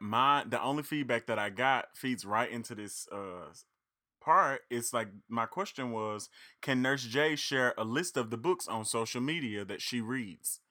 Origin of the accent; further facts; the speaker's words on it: Reed, Arkansas, United States; I'm from Reed and McGee and Dumas are neighboring cities, neighboring towns.